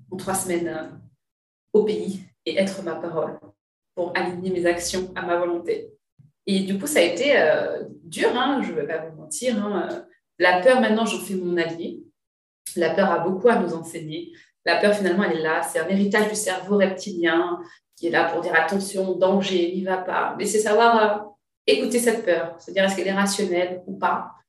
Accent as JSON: {"language": "French", "region": "Martinique", "country": "France", "lives_now": "Paris, France", "said": "moi, je suis martiniquaise, ma volonté, c'est d'implanter mon entreprise en Martinique."}